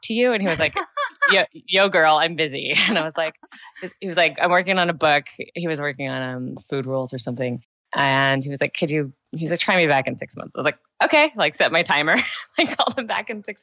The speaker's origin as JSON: {"language": "English", "region": "Southern California", "country": "United States", "tie": "born or raised there", "said": "I grew up in Southern California during the Baywatch era"}